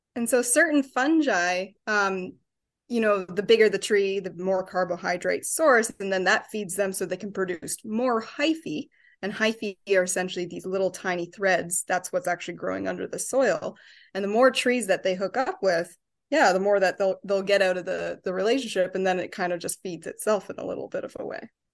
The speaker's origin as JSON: {"language": "English", "region": "Ontario", "country": "Canada", "moved": "yes", "lives_now": "Chicago, United States", "said": "I'm from Ontario, so I get to come home and see my family"}